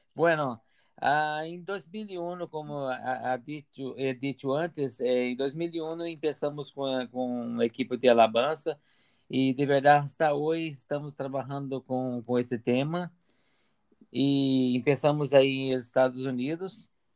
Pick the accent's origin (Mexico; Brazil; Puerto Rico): Brazil; near Brasília, Federal District; Spanish is a second language; moved away as an adult; now in Gavà, Spain; soy brasileño de cerca de Brasilia